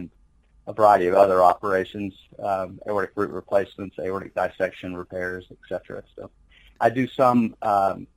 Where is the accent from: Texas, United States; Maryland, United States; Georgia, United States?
Texas, United States; Corsicana; also born or lived in Sewanee, Tennessee / Tucson, Arizona / Columbia, Missouri; now in Midland, United States; I grew up in Central Texas in Corsicana